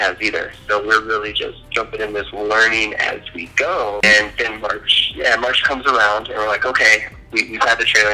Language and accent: English; Illinois, United States; moved away as an adult; now in Colorado, United States; I'm originally from Illinois, and what brought me to Colorado was Fort Carson.